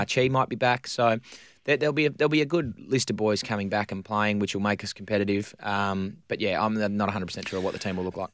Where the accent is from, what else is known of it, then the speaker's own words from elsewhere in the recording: Victoria, Australia; moved away; growing up in Victoria